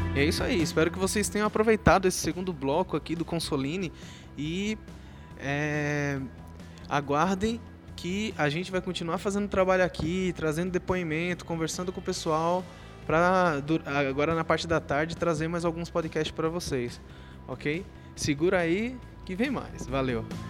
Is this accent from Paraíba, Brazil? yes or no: no; João Alfredo, Pernambuco, Brazil; como eu sou lá de João Fredo também